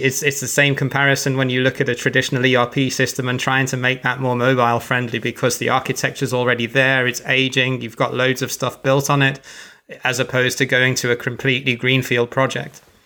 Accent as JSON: {"language": "English", "town": "Birmingham", "region": "West Midlands", "country": "United Kingdom", "said": "I come from Birmingham and everyone says it's a horrible accent"}